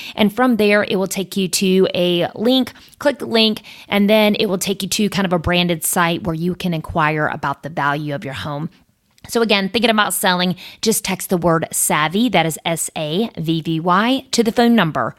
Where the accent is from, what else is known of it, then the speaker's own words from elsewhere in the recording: Coates, North Carolina, United States; I grew up in Coates. That's the boonies.